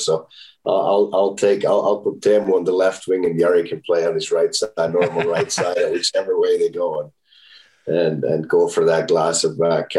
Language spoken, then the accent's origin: English; Finland; Well, there's so many things from my hometown that I like. This is meat pie that they make in a small bakery there that our family's owned for 90 years now.